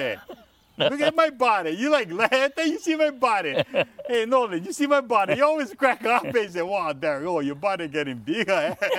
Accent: Hakalau, Hawaii, United States; I'm born and raised in Hakalau.

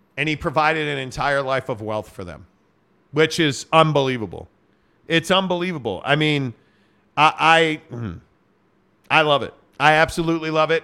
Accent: Chicago, Illinois, United States; I'm from Chicago

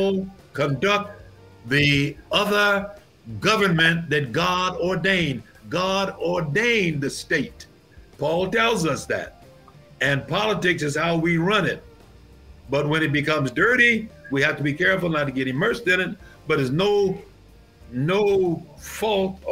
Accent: New York, United States; When I grew up in New York and when I pastored in New York

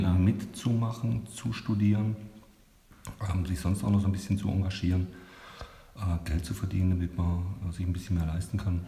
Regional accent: Stuttgart, Baden-Württemberg, Germany; moved away as an adult; now in Nuremberg, Germany; ich komme aus Stuttgart

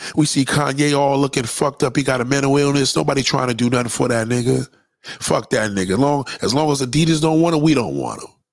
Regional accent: New York City, New York, United States; as a New Yorker, it's very painful for me to watch my childhood be called a 50th anniversary

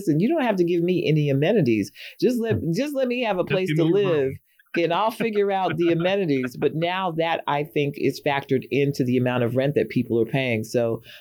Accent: New York City, New York, United States; born or raised there

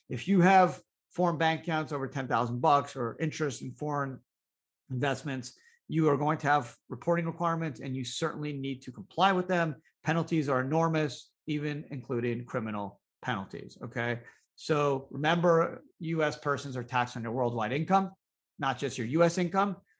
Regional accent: Canada; now in United States; I grew up in Canada

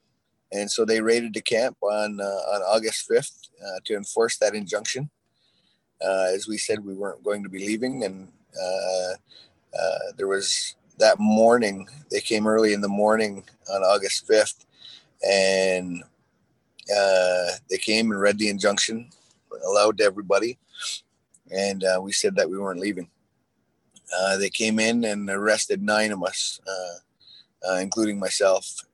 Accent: Six Nations of the Grand River, Ontario, Canada; We're Haudenosaunee people from Six Nations

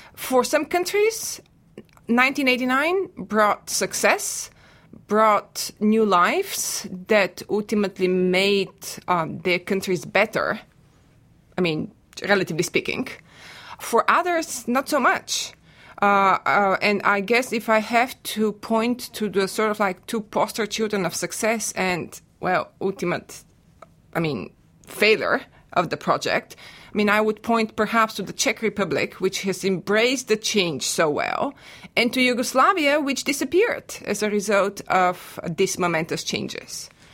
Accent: Bulgaria; now in United States; I am a native of Bulgaria and I teach Eastern European history at The Ohio State University

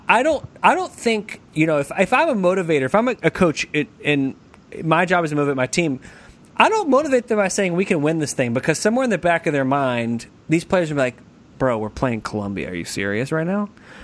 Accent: United States; as an American

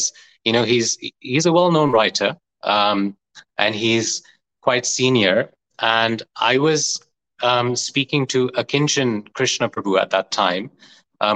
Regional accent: Leicester, East Midlands, United Kingdom; I grew up in Leicester in UK

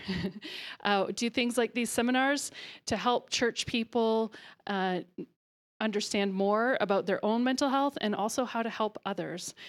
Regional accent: Ontario, Canada; moved away as an adult; also born or lived in Alberta; now in Calgary, Canada; I am from Ontario. was actually born in Alberta, but then moved to Ontario as a small child and lived there until a year and a half ago.

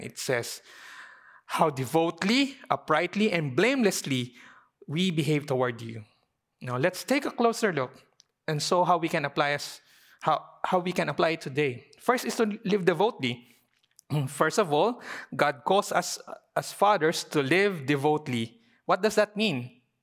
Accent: Philippines; as a Filipino Chinese community

